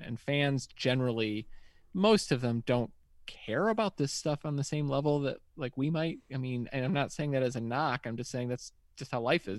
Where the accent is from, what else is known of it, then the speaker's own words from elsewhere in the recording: West Virginia, United States; I'm from West Virginia